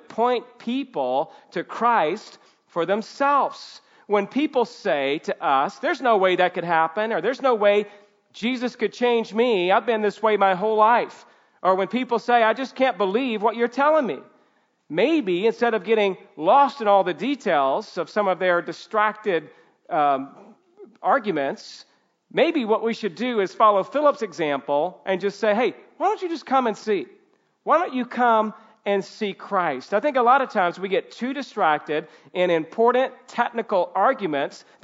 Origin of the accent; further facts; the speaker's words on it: the South, United States; I grew up in the South